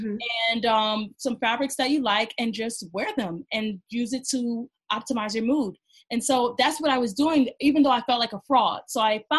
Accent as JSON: {"language": "English", "town": "Cleveland", "region": "Ohio", "country": "United States", "moved": "as an adult", "lives_now": "New York, United States", "said": "I moved from Ohio. I'm from Cleveland, Ohio, a small city compared to New York"}